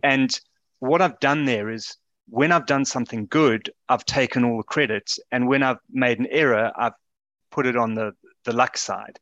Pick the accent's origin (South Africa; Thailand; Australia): South Africa; now in United Kingdom; as a South African living in this country